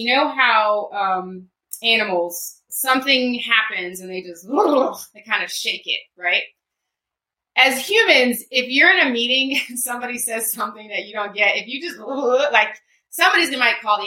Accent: Baltimore, Maryland, United States; I grew up in Baltimore, so my mall was either the Mall of Columbia, White Marsh Mall

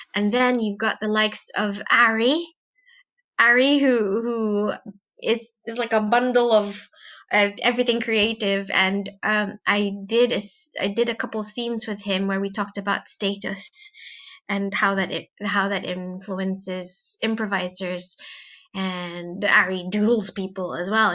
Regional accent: Philippines; now in United Kingdom; when I was young in the in in the Philippines

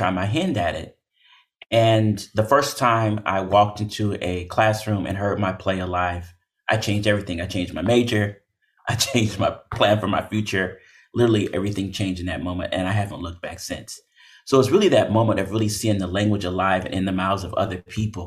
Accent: Oakland, California, United States; I was born and raised in Oakland, California

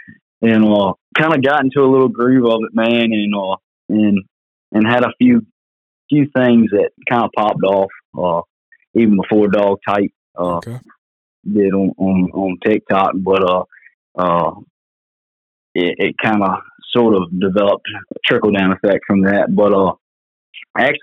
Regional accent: Isle of Wight County, Virginia, United States; I'm from Isle of Wight County, Virginia. That's southeastern Virginia.

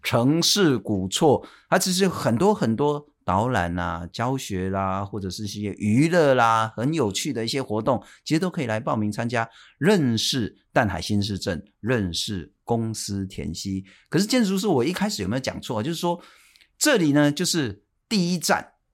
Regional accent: Taipei, Taiwan; 我算是出生在台北

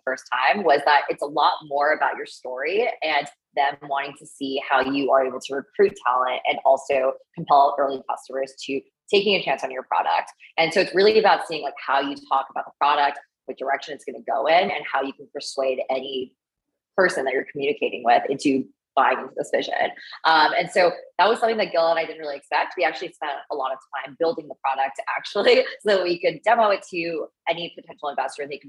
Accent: outside Boston, Massachusetts, United States; also born or lived in China / Canada; I spent most of my childhood and formative years in America, outside Boston, in the suburbs

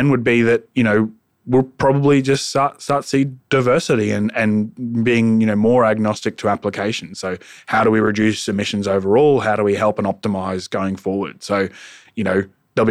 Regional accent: Australia; we as an Australian society

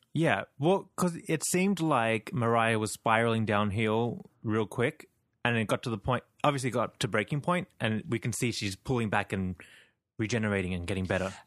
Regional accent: Sydney, New South Wales, Australia; I'm from Sydney, Australia

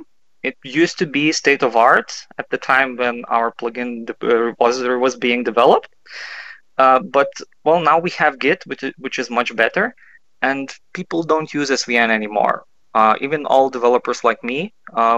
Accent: Kaunas, Kaunas County, Lithuania; I'm from Kaunas. That's the second biggest city

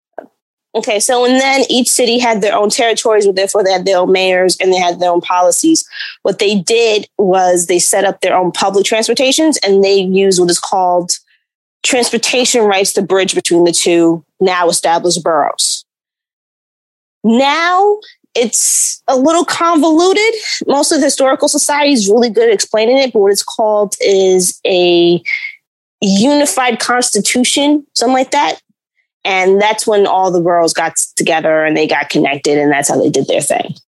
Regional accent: New York City, New York, United States; also born or lived in Bronx / Harlem; I was born in the Bronx, which is a borough above Manhattan, and I was raised in Manhattan

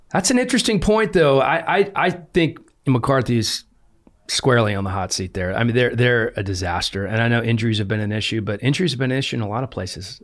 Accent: United States; moved away; I grew up in Washington

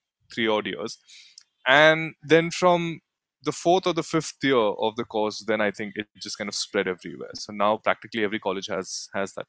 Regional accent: Mumbai, Maharashtra, India; also born or lived in Surat, Gujarat; I was born in Surat, Gujarat. And then, yeah, grew up the rest of my life till now in Bombay

